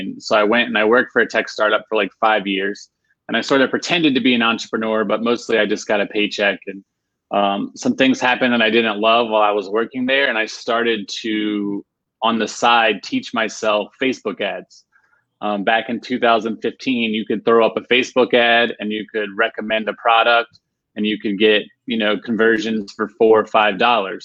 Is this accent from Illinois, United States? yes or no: no; Virginia, United States; now in Raleigh, United States; I'm originally from Virginia, but now I live in uh, Raleigh, North Carolina